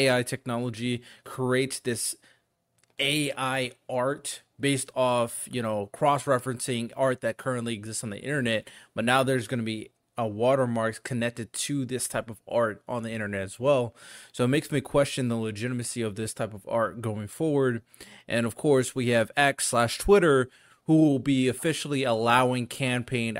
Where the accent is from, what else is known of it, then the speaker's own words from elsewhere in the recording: United States; I'm American